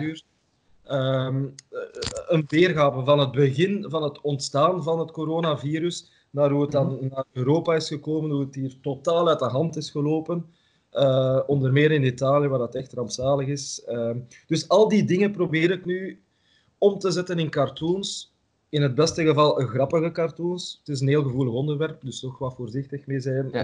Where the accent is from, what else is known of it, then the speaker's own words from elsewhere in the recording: Ghent, Flanders, Belgium; ik ben van Gent, ik woon in Gent